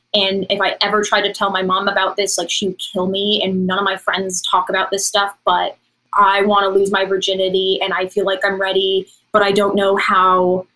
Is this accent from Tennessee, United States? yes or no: yes; Tennessee, United States; now in Los Angeles, United States; I'm from Tennessee. I'm not from, you know, I didn't grow up in like a big city